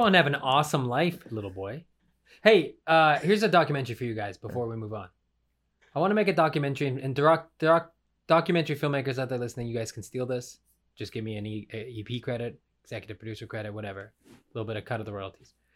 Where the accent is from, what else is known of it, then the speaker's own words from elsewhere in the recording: Western Canada, Canada; accent: Canadian; moved away; my hometown. I'm from the West as well